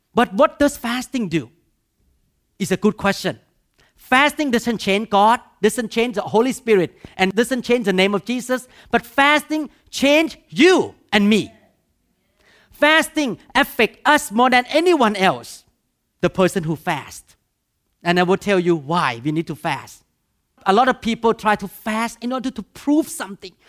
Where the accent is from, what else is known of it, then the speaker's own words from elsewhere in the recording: Thailand; English is a second language; moved away; I grew up in Thailand